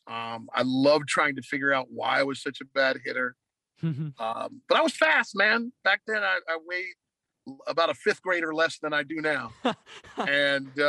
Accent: Ohio, United States; also born or lived in Columbus, Ohio / Cleveland, Ohio / Cincinnati, Ohio; I grew up in Ohio.

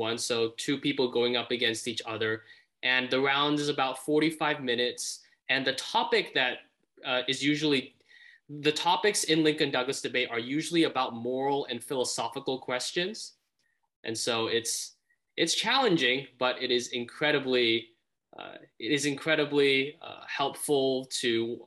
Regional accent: Malaysia; now in United States; I was born in Malaysia

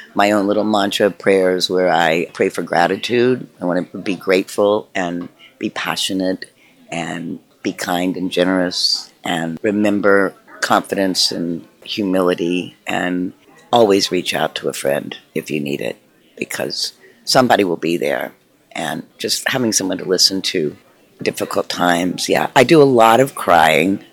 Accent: Tennessee, United States; moved away; I grew up in Tennessee, which is quite a red state, and I think about relocating back there as I get older

